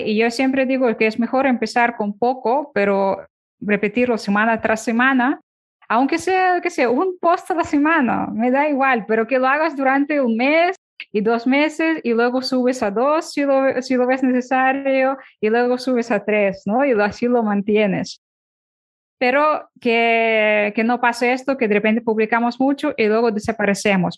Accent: Ukraine; Spanish is a second language; now in Barcelona, Spain; cuando me mudé a España, yo soy de Ucrania.

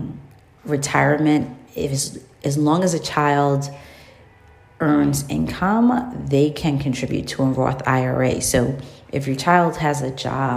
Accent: New York City, New York, United States; as a child growing up in New York City

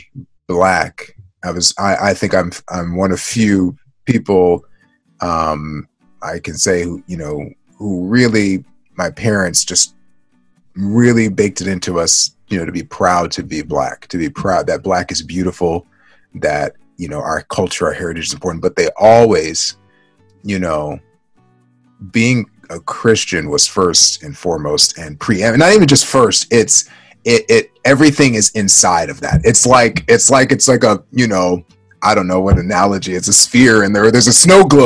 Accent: Baltimore, Maryland, United States; I grew up in Baltimore, Maryland, and I'm African American

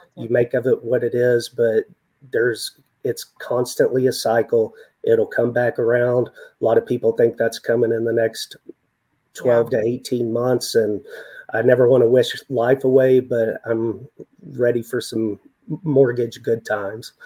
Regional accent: West Texas, United States; born and raised in West Texas, lived in the desert

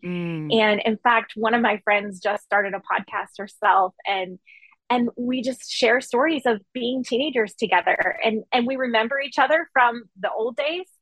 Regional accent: Maine, United States; now in Memphis, United States; So I grew up in Maine and I grew up in a really small town in a small community

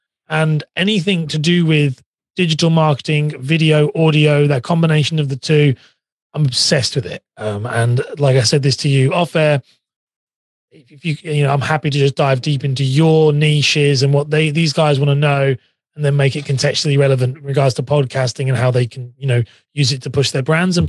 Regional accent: England, United Kingdom; accent: English; I'm from England, just live outside of London, near Cambridge. So I have a very, everyone always thinks my accent sounds very Australian, and it's not Australian. It's definitely English

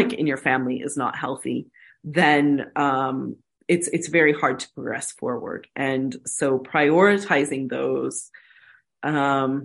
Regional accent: United States; moved away; I'm an American.

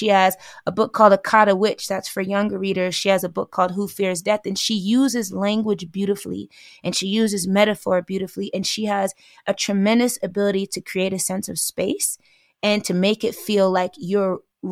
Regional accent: New York, United States; I'm from New York

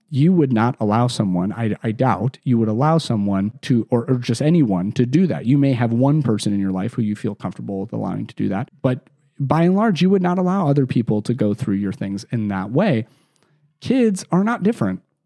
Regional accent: Chicagoland, Illinois, United States; I grew up in Chicago, still live there today, and, or Chicagoland, I should say, 'cause I was not from the city proper

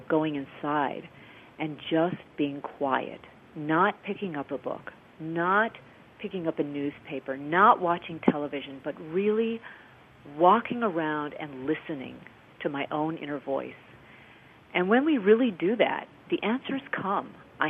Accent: Midwest, United States; moved away as an adult; I came from the Midwest, came to Los Angeles to pursue a theatrical career

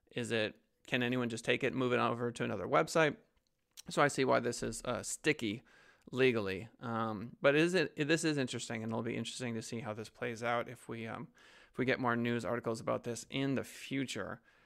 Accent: United States; speaking as an American

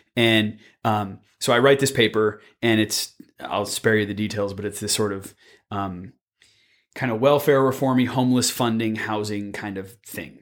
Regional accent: Palo Alto, California, United States; moved away; back home where I'm from, 'cause I'm from Palo Alto

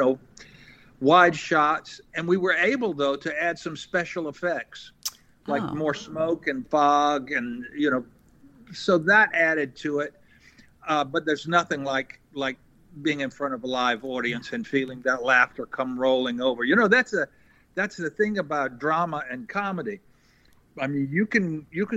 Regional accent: Eastern North Carolina, United States; I'm from Eastern North Carolina

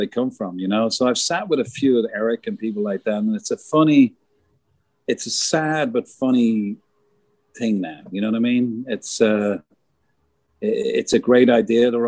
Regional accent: Ireland; moved away; as an Irish guy

